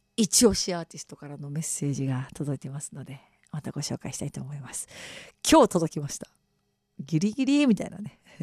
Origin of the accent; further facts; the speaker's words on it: Okayama, Japan; moved away as an adult; also born or lived in Tottori / Shimane; 私岡山出身なんですけど